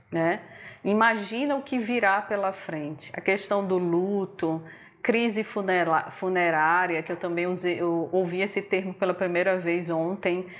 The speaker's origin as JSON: {"language": "Portuguese", "region": "Northeast Region", "country": "Brazil", "said": "Somos nordestinos"}